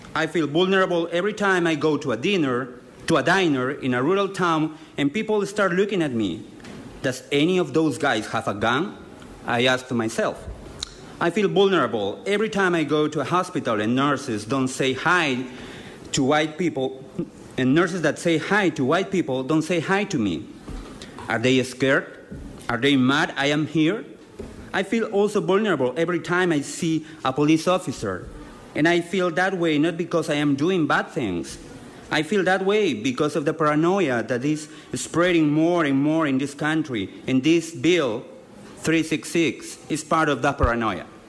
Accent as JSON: {"language": "English", "country": "Peru", "tie": "born or raised there", "moved": "as an adult", "lives_now": "Lewiston, United States", "said": "I work in Lewiston as an interpreter, and I was born in Peru"}